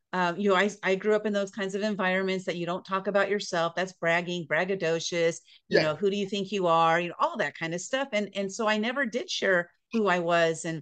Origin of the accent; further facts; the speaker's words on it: San Diego, California, United States; also born or lived in Boise, Idaho; I grew up in San Diego, California